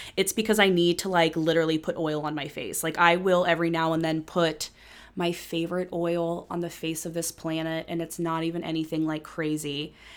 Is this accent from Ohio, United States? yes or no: yes; Cincinnati, Ohio, United States; moved away as an adult; when I moved back to Cincinnati